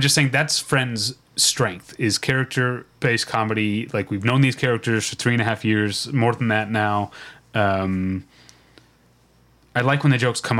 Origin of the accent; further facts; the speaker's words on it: Philippines; I'm from the Philippines, and we have access to these chocolates like Toblerone in our grocery stores